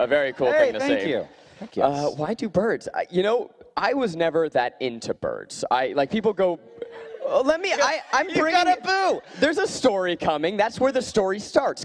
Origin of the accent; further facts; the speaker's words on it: New York, United States; I grew up in New York